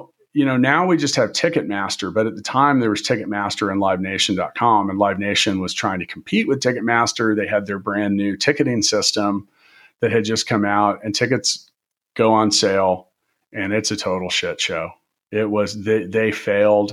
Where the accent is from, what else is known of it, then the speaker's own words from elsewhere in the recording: Kansas City, United States; moved away as an adult; also born or lived in Indianapolis, Indiana; I'm from Kansas and Kansas City